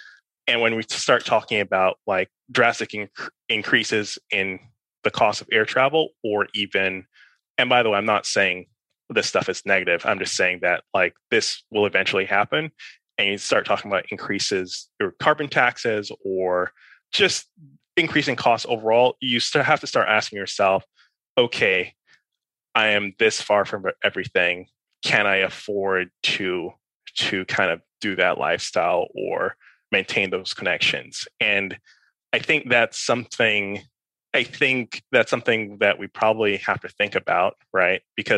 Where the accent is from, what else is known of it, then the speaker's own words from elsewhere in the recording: New York, United States; born there; also born or lived in Caribbean; I was born in New York. I grew up partially in the Caribbean. I moved between a couple US cities in kind of the middle school, high school, time period.